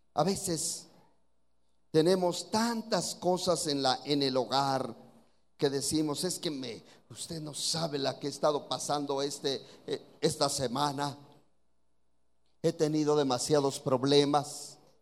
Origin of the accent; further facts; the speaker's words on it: Oaxaca, Mexico; aquí en Oaxaca nos dicen oaxaquitos, así que así somos aquí los de Oaxaca